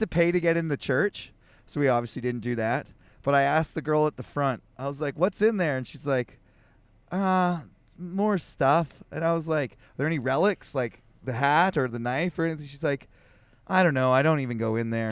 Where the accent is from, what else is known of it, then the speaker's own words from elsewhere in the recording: Canada; I'm Canadian